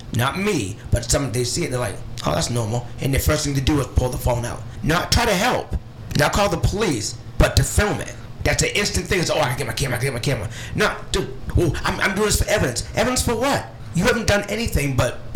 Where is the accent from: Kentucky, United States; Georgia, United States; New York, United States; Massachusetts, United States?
Massachusetts, United States; Cape Cod; growing up in the Cape